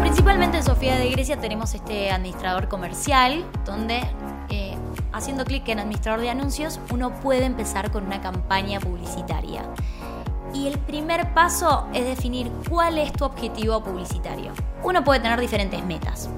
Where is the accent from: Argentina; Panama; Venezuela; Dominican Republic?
Argentina; somos así los argentinos